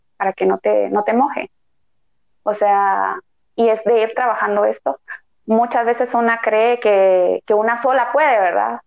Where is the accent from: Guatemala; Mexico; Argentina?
Guatemala; como guatemaltecos